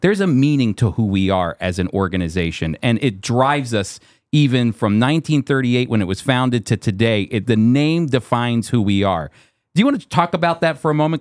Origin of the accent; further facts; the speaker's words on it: United States; as an American